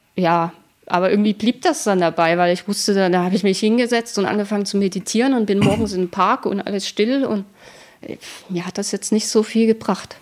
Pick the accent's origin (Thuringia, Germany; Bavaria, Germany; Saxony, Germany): Saxony, Germany; Dresden; also born or lived in Leipzig / Mannheim; now in Berlin, Germany; ursprünglich komme ich aus Dresden